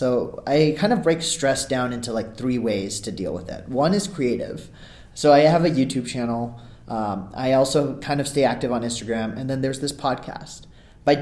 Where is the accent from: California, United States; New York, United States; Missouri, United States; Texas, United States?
California, United States; also born or lived in Ahmedabad, India; I'm from California, but I was born in Ahmedabad, India, and lived there for like the first 6 years of my life